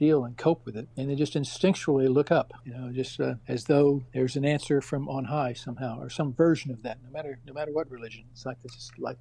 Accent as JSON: {"language": "English", "region": "South Texas", "country": "United States", "tie": "born or raised there", "said": "growing up in South Texas"}